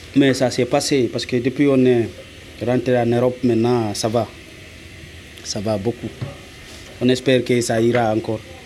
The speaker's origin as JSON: {"language": "French", "country": "Guinea", "moved": "as an adult", "said": "je viens de la Guinée-Conakry"}